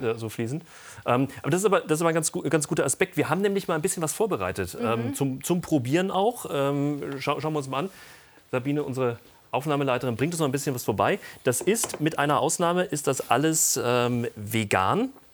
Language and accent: German; Germany; bei uns in Deutschland